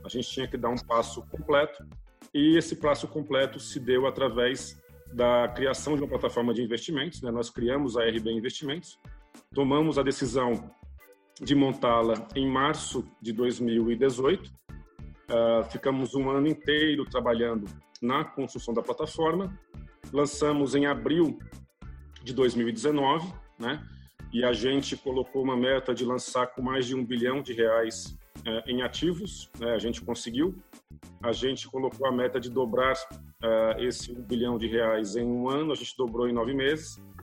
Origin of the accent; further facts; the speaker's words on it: Pernambuco, Brazil; moved away as an adult; now in São Paulo, Brazil; Eu, eu sou pernambucano, nasci numa cidade no interior de Pernambuco, moro em São Paulo há 30 anos, vim para cá fazer faculdade